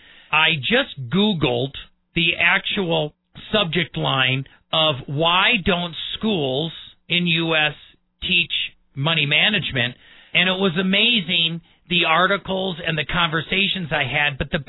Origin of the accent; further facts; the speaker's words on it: Midwest, United States; When I was growing up in the Midwest, my father taught me finances